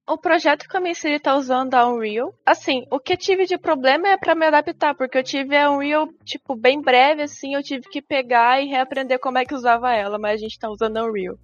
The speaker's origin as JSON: {"language": "Portuguese", "area": "Santo Antônio da Platina", "region": "northern Paraná", "country": "Brazil", "said": "eu sou de Santana do Platino, norte do Paraná, uma cidade pequena"}